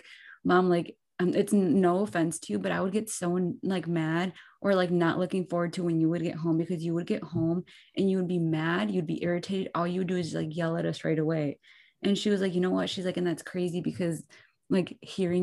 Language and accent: English; Muskego, Wisconsin, United States; I grew up in Muskego